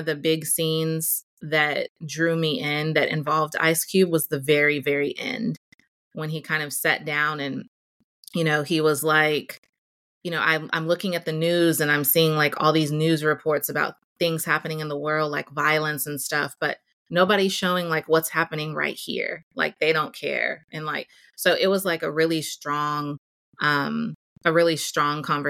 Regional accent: Houston, Texas, United States; growing up in Houston in the South

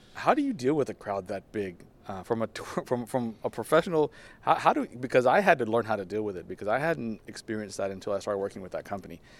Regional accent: Texas, United States; now in Barcelona, Spain; I'm from Texas

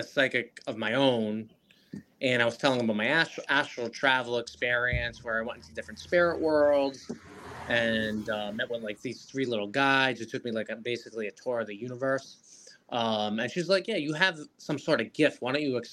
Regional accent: Rhode Island, United States; I'm from Rhode Island

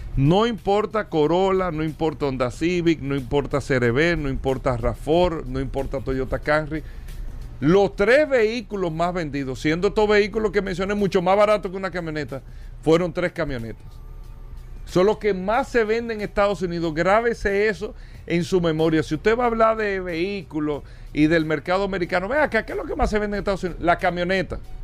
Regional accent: Dominican Republic; nosotros como República Dominicana

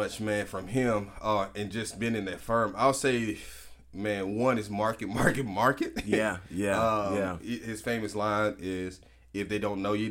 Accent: the South, United States; Hey, man. I'm from the South. Man. I can two step your thing.

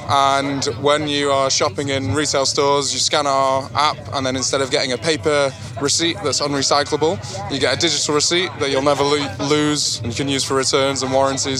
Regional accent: Manchester, North West England, United Kingdom; I'm from Manchester.

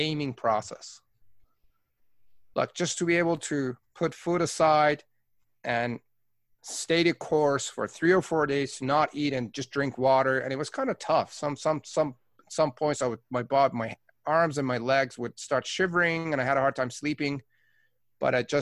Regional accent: Tehran, Tehran Province, Iran; now in Canada; I was born in Tehran, Iran. I am Persian Canadian.

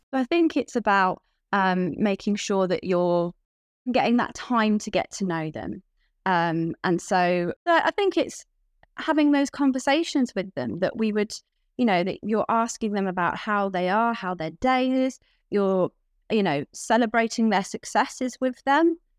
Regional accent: Cornwall, South West England, United Kingdom; moved away as an adult; now in London, United Kingdom; I grew up in Cornwall

